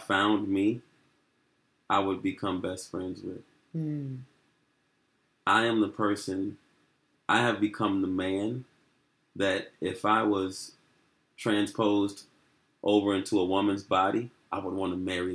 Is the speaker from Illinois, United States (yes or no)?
yes; Chicago, Illinois, United States; growing up in Chicago